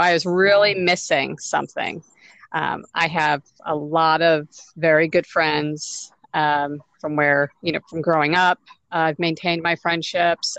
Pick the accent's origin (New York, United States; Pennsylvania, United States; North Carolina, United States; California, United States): New York, United States; moved away as an adult; now in Louisville, United States; I was born and raised in New York, and but I moved to Louisville. It'll be 10 years ago